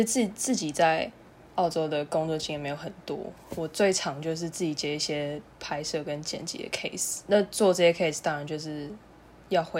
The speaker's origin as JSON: {"language": "Chinese", "town": "Taipei", "country": "Taiwan", "also_born_or_lived": "Australia", "said": "我呢也是台北人，前两年在澳洲读电影，"}